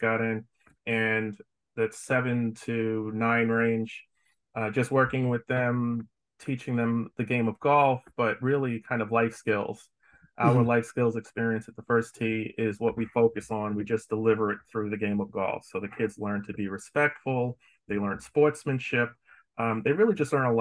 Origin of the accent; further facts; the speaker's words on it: New York, United States; moved away as an adult; also born or lived in Atlanta, Georgia; now in Florida, United States; growing up in New York